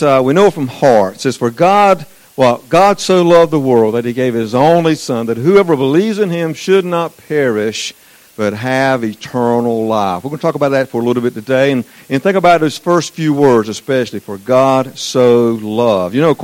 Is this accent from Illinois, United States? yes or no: no; Eastern North Carolina, United States; accent: southern; I'm from Eastern North Carolina